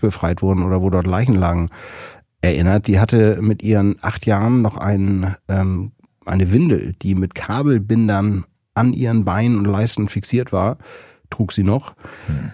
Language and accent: German; Kronshagen, Schleswig-Holstein, Germany; now in Berlin, Germany; irgendwo in Kronshagen, wo ich aufgewachsen bin